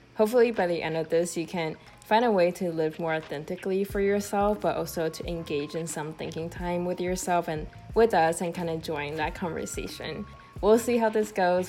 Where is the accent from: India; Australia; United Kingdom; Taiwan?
Taiwan; moved away; i am from Taiwan, but I will be moving to New York in a few months.